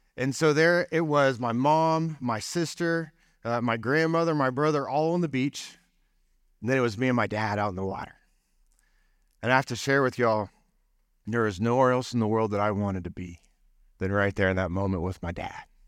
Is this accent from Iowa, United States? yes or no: no; Allen, Texas, United States; moved away; also born or lived in Tulsa, Oklahoma / Sand Springs, Oklahoma / Arkansas; I grew up in Allen, Texas, then went to, moved to Tulsa, Sand Springs, and then was at Arkansas